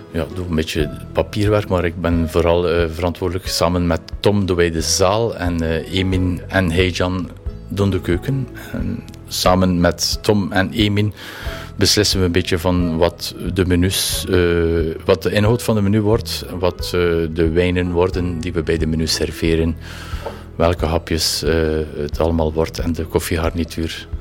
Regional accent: Nieuwpoort, Flanders, Belgium; also born or lived in Ostend / Ghent; Ik ben geboren, eh, ja, geboren in Oostende. Ik ben altijd in uh, ik heb altijd in Nieuwpoort geleefd tot aan mijn negentiende.

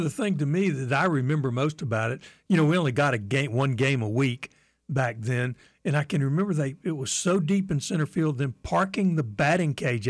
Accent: Florida, United States; I grew up in Florida

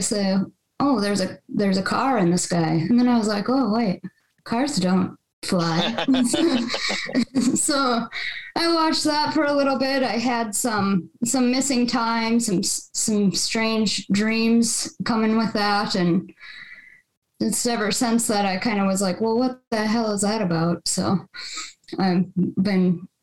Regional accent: Minnesota, United States; also born or lived in Baudette, Minnesota / Bemidji, Minnesota / Rochester, Minnesota; I moved kind of around Minnesota, you know, throughout school and stuff

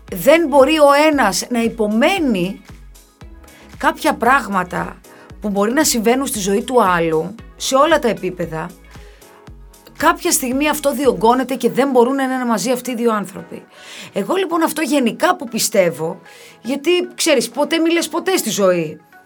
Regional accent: Kefalonia, Ionian Islands, Greece; στο χωριό μου, στην Κεφαλονιά

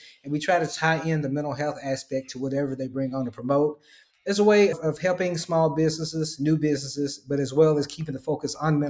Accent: Dallas, Texas, United States; I'm from Dallas, Texas.

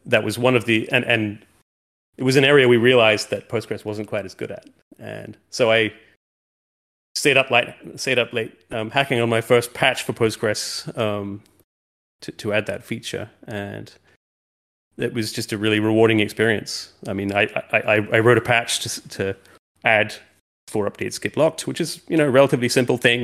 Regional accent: New Zealand; moved away as an adult; also born or lived in London; we moved from London, where I'd been for a long time, uh, uh, back to New Zealand, where I'm from

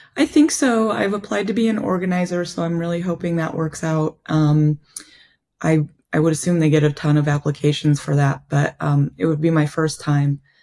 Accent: Kent, Ohio, United States; moved away as an adult; also born or lived in Northwest Spain; my hometown in Kent, Ohio

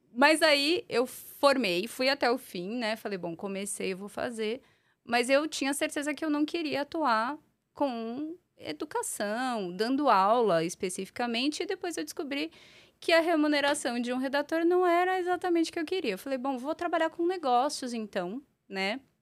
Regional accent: São Paulo, Brazil; also born or lived in Portugal; eu sou eu sou paulistana da Gema, uhum. né? Nasci, morei boa parte da minha vida por aqui

